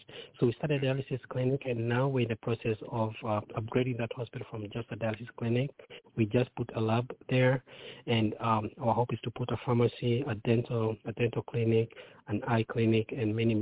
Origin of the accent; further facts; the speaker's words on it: Kenya; moved away as an adult; now in United States; I myself grew up very, very poor in Kenya. I got a chance to come to the U.S. many years ago, about 24 years ago.